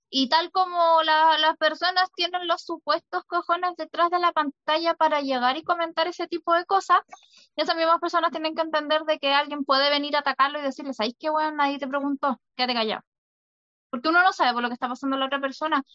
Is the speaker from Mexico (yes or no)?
no; Chile; Somos los jaguares de Latinoamérica